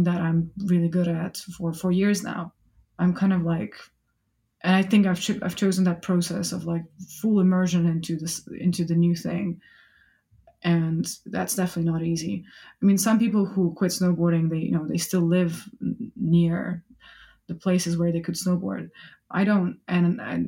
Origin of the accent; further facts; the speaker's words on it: Russia; English is a second language; moved away as an adult; now in United Kingdom; I can't detach myself from being Russian.